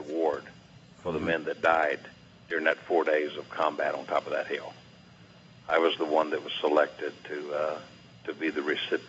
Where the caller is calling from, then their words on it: St. Pete Beach, Florida, United States; Calling in from St. Pete Beach, Florida.